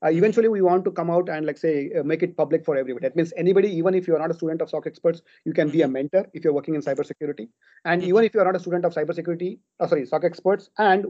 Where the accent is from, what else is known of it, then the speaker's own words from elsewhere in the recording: Hubli, Karnataka, India; moved away as an adult; also born or lived in Qatar / UAE; right now I'm staying in my hometown, Hubli.